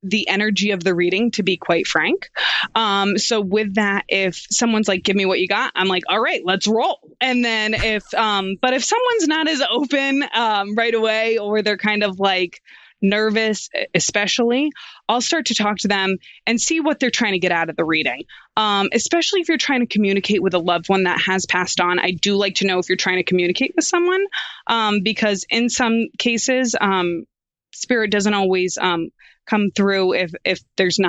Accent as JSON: {"language": "English", "region": "Rhode Island", "country": "United States", "said": "I'm from Rhode Island"}